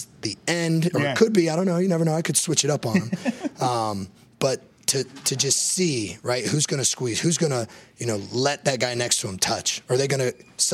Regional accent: Big Ten country, Midwest, United States; I grew up in Big Ten country

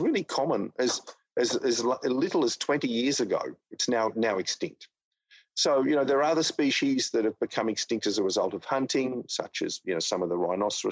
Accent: Australia; my home country of Australia

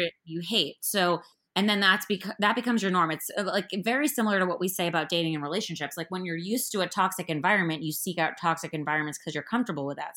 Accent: Miami, Florida, United States; I'm from Miami

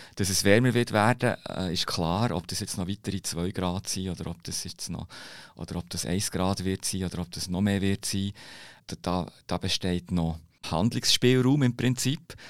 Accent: Bern, Switzerland; ich bin Berner

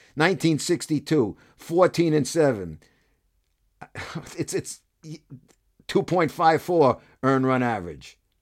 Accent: Brooklyn, New York, United States; As a kid growing up in Brooklyn

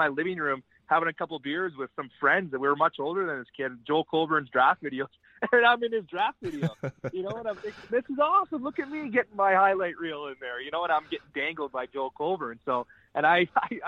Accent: Calgary, Alberta, Canada; moved away; in Calgary, in my hometown, sleep my own bed

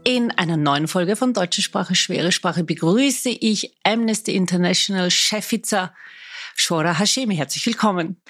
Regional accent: Vienna, Austria; Ich bin waschechte Wienerin

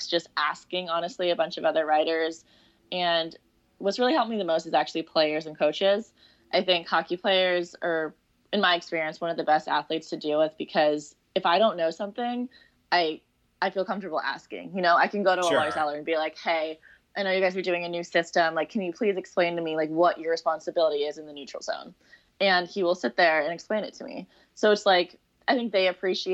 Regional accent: Seattle, Washington, United States; moved away as an adult; also born or lived in Arizona; I grew up in Seattle

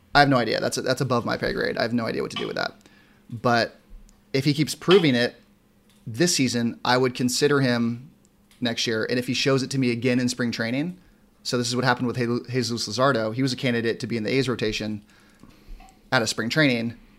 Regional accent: San Diego, California, United States; I'm born and raised in San Diego

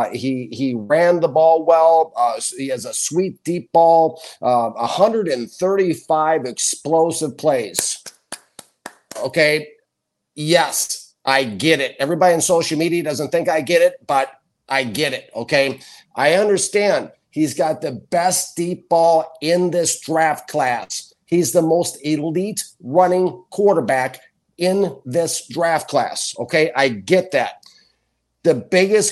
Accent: Minnesota, United States; now in Key West, United States; I'm from Minnesota

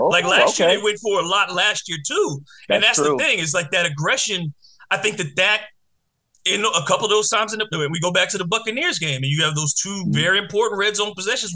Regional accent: Detroit, Michigan, United States; the Lions that that's my hometown team. I grew up watching the Lions.

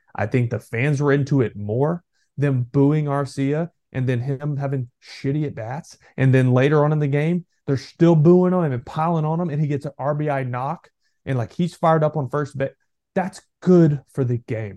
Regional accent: Texas, United States; I'm from Texas

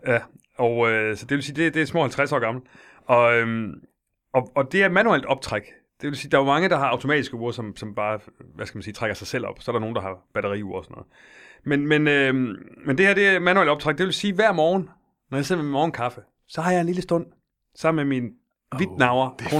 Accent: Silkeborg, Central Denmark Region, Denmark; Jeg er fra Silkeborg

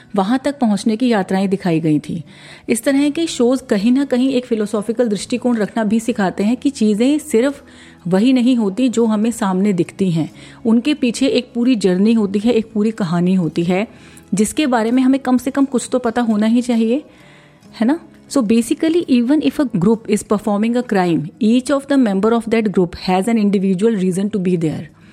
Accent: India

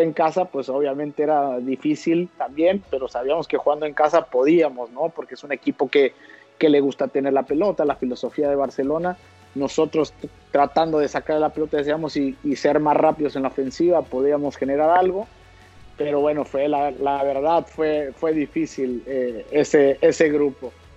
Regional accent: Mexico; moved away as an adult; acá estamos los mexicanos

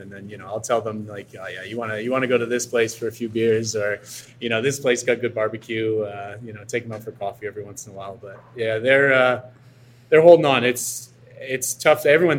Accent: Quebec, Canada; And I'm from Quebec. So I'm from the neighboring province of Ontario, and I'm technically French Canadian, even though I'm not.

